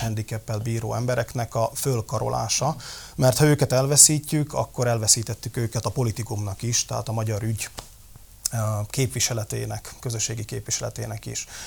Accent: Levice, Nitra Region, Slovakia; Léva a szülővárosom

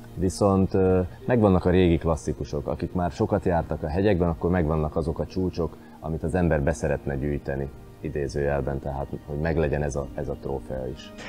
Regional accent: Slovakia; itt születtem és itt élek

